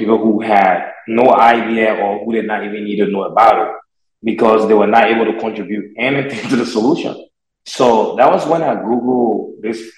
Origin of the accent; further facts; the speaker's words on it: Liberia; moved away as an adult; now in United States; I'm from Liberia, West Africa